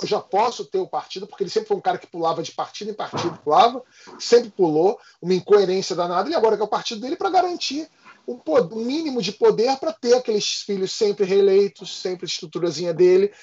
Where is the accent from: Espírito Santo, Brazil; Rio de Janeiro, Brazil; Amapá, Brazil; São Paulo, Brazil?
Rio de Janeiro, Brazil; a gente é do Rio de Janeiro